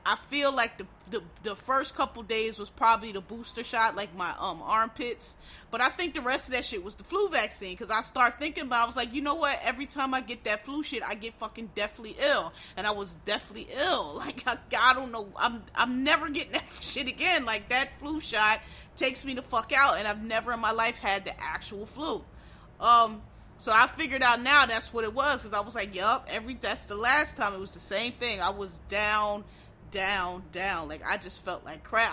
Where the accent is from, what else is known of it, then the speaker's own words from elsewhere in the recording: Philadelphia, Pennsylvania, United States; I'm from Philly. I grew up in the 80s and 90s